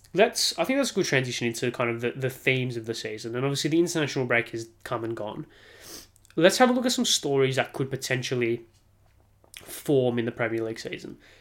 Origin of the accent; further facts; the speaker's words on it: Australia; as an Australian